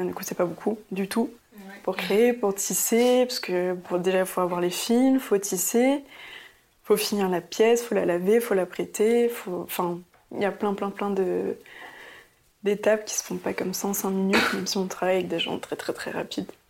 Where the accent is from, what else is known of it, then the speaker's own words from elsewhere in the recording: Paris, Île-de-France, France; also born or lived in Antwerp, Belgium; j'ai grandi à Paris, dans le 12e